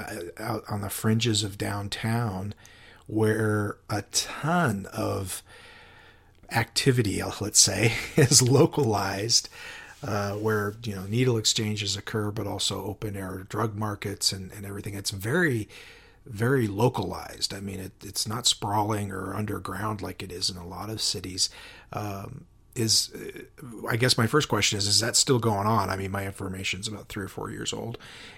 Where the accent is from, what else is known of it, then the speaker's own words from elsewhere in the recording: Spokane, Washington, United States; You know, I came from Spokane